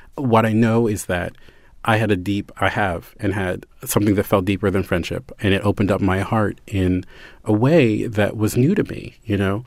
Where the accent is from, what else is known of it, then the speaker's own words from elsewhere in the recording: Baltimore, Maryland, United States; I'm from Baltimore